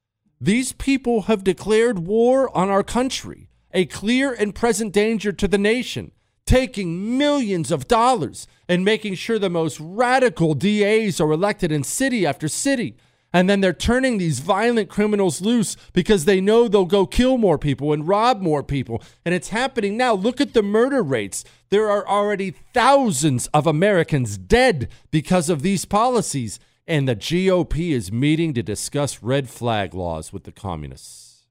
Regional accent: South Africa; now in United States; I grew up in South Africa.

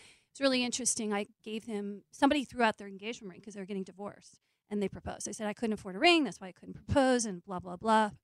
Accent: New Jersey, United States; I'm from Jersey

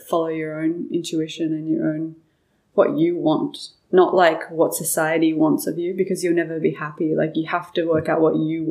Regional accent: Byron Bay, New South Wales, Australia; moved away as an adult; growing up in Byron and having, a family that didn't have a lot

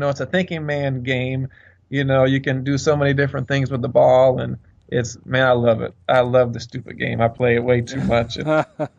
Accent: St. Louis, Missouri, United States; also born or lived in Vancouver, Canada; I was born in Vancouver, Canada, but lived just about all my life here in St. Louis.

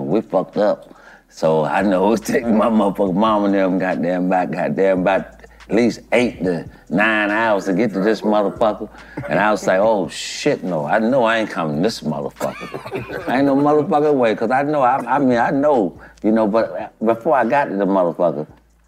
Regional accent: Gainesville, Florida, United States; also born or lived in Houston; I'm born and raised out of Gainesville.

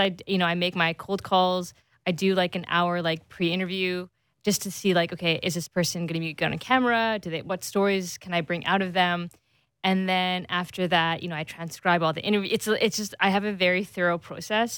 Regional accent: Canada; second generation Canadian kid

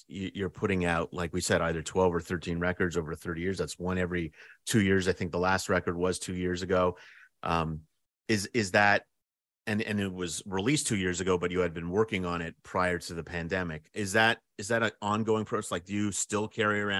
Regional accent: Canada; As a Canadian

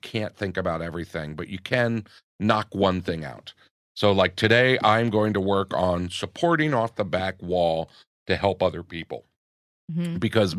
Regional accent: New York, United States; also born or lived in Los Angeles, United States; Growing up, comedy-wise, growing up in New York and in L.A. as well, we're very cynical as comedians.

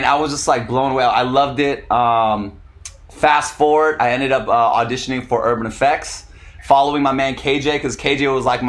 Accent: San Diego, California, United States; moved away as an adult; also born or lived in Los Angeles, United States; now in Vietnam; I'm from San Diego.

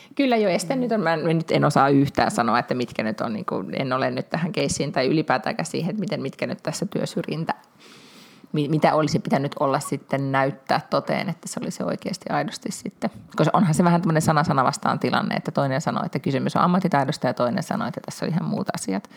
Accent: Finland; minä olen Suomesta

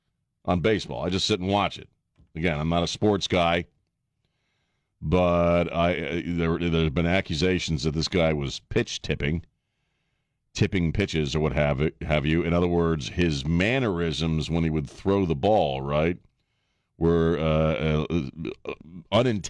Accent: Annapolis, Maryland, United States; also born or lived in Colorado / White Plains, New York; now in San Antonio, United States; When I was a kid growing up in Annapolis, it was the Baltimore Orioles

